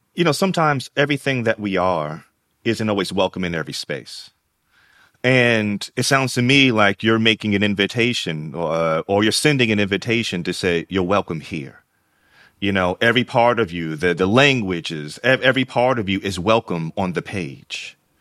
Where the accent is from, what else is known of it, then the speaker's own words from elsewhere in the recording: New York, United States; I'm also a kid raised in New York. They're from Alabama, I'm from New York